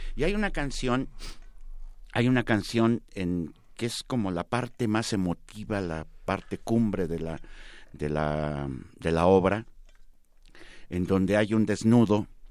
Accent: San Luis Potosí, Mexico; moved away as an adult; also born or lived in Comonfort, Guanajuato; now in Mexico City, Mexico; muy chiquito me llevaron a, a, San Luis Potosí

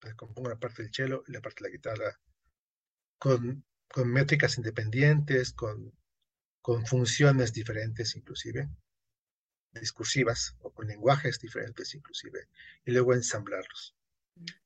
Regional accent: Yucatán, Mexico; yo soy yucateco

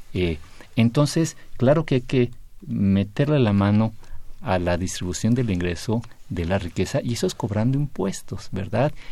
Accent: Mexico City, Mexico; ya no soy defeño, era soy eh, de, la Ciudad de México

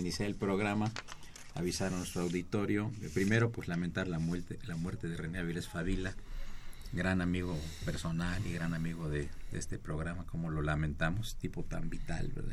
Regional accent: Mexico; todos tenemos como mexicanos un punto de vista

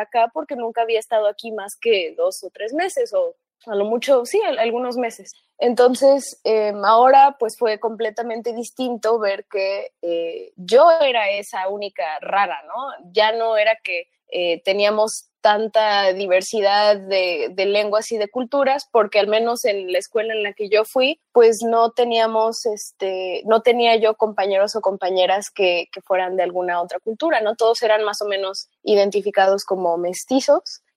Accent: Riverside, California, United States; also born or lived in Xalapa, Veracruz, Mexico; yo nací en Jalapa, pero a los tres meses de nacida eh, mis papás se fueron becados a Estados Unidos y me llevaron con ellos, así que crecí allá, crecí en, una ciudad chiquita en California, como a una hora de Los Ángeles, que se llama Riverside

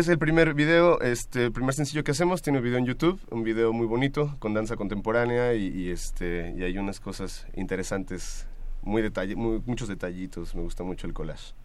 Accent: Apatzingán, Michoacán, Mexico; moved away as an adult; now in Mexico City, Mexico; nací en Apatzingán, Michoacán, en la zona de Tierra Caliente del estado y llevo ya pues varios años, como cerca de tal vez 12 años viviendo en la Ciudad de México

